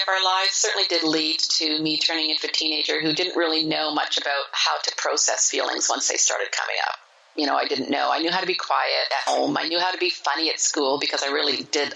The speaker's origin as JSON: {"language": "English", "town": "Montreal", "region": "Quebec", "country": "Canada", "tie": "born or raised there", "said": "I was born and raised in Montreal, Quebec. I'm a Canadian."}